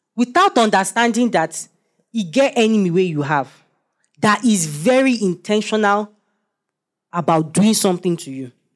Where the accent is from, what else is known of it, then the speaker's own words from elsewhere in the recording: Nigeria; I'm a Nigerian